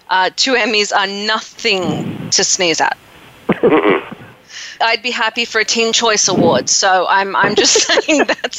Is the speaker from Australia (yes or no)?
yes; Sydney, New South Wales, Australia; I'm originally from Sydney, Australia